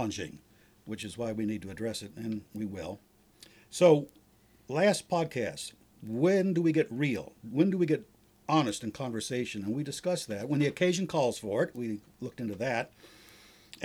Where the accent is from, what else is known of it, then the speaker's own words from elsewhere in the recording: Ohio, United States; moved away; I'm from Ohio